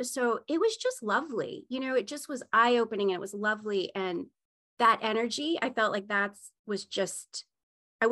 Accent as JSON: {"language": "English", "region": "Maine", "country": "United States", "tie": "born or raised there", "said": "I grew up in Maine"}